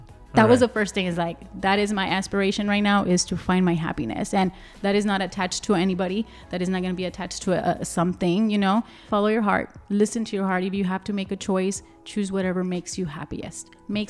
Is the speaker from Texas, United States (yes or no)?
yes; Laredo, Texas, United States; also born or lived in Austin; You know, it just happened because I lived in Austin. I was born and raised here in Laredo.